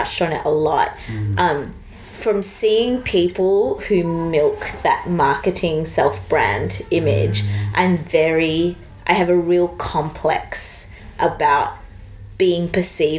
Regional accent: Australia; Growing up in Australia

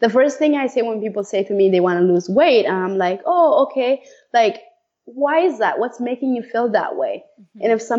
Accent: Iowa, United States; I grew up in Iowa, so that helps.

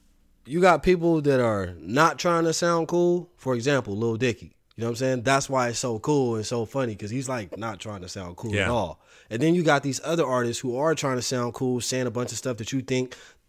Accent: Los Angeles, California, United States; And then I'm also like from the West Coast, so I'm from a very trendy place, like LA, you know what I mean?

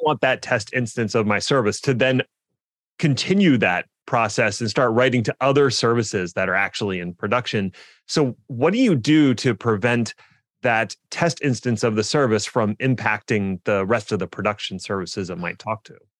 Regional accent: Philadelphia, Pennsylvania, United States; my hometown of Philly

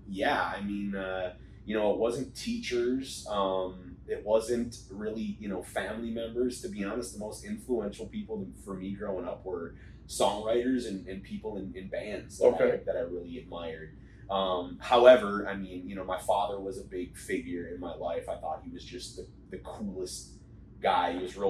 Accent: St. Paul, Minnesota, United States; moved away as an adult; also born or lived in Edina, Minnesota; now in California, United States; Minnesota. Okay. It's outside Minneapolis. I grew up in St. Paul.

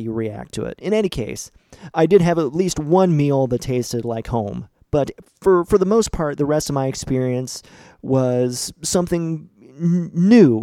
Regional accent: St. Marys, Ohio, United States; my hometown of St. Mary's, Ohio

